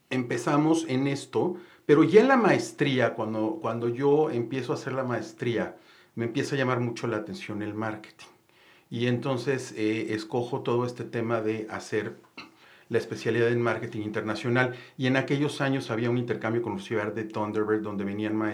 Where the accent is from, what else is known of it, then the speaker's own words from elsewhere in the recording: Mexico City, Mexico; also born or lived in Monterrey / Chiapas; Eh, bueno, yo soy originario de la Ciudad de México. Eh, estudié, eh, vivimos en Monterrey, de repente por el trabajo de papás papás nos movimos a Chiapas, a Monterrey, eh, pero estudié principalmente aquí en la Ciudad de México